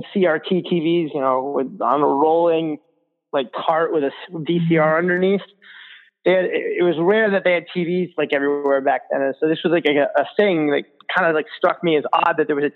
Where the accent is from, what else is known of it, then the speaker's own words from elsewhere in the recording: Rochester, New York, United States; I grew up in Rochester, New York